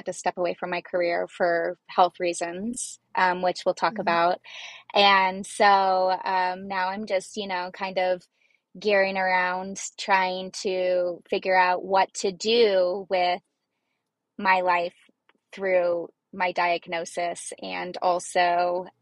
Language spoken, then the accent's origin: English; Arizona, United States; I'm from Arizona and basically native. I've lived here my whole life